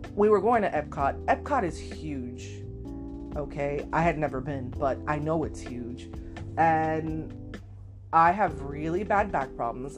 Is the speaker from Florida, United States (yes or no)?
yes; Miami, Florida, United States; I am from Miami, Florida